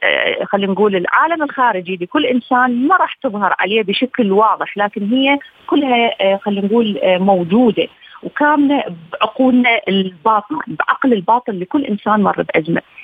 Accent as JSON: {"language": "Arabic", "country": "Iraq", "said": "بلدي العراق"}